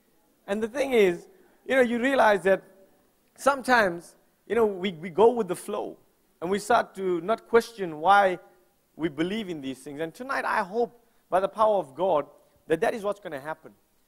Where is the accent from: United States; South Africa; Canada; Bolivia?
South Africa; moved away as an adult; now in New Zealand; for me, as a South African Indian, I faced a huge challenge because in South Africa, if you know the history, we were under a very racist government called the apartheid government. And basically what it said is I was born the wrong color.